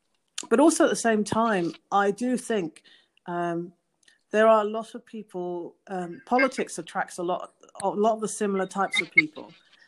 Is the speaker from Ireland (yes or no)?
no; England, United Kingdom; now in United States; And she was from Spain. And, of course, I'm from England. And so we connected because there was this European connection.